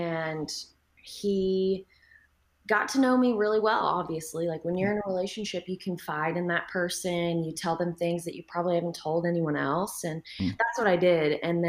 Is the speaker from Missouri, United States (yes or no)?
no; Texas, United States; I'm a Texan.